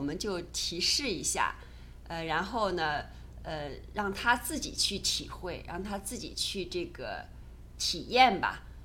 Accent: China; 我们中国人

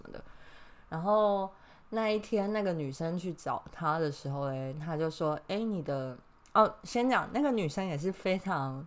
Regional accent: Taiwan; also born or lived in Ireland; 我身为一个台湾人，这对我来说没有差

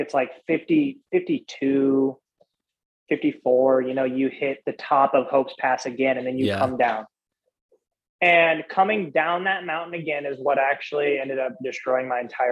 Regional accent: Midwest, United States; I'm from the cornfields

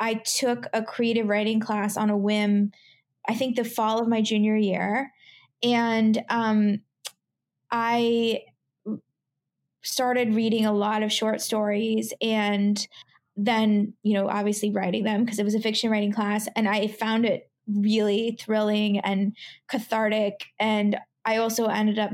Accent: Portland, Oregon, United States; moved away as an adult; also born or lived in California / New York; I grew up in Portland, Oregon. So I'd always been on the West Coast.

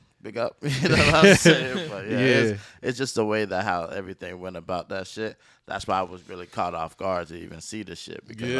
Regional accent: Durham, North Carolina, United States; Raleigh, I'm from Durham.

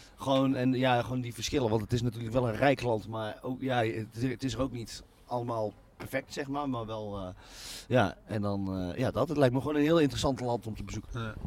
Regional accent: North Brabant, Netherlands; moved away as an adult; also born or lived in Tilburg; now in Utrecht, Netherlands; het dorp waar ik, waar ik vandaan kom

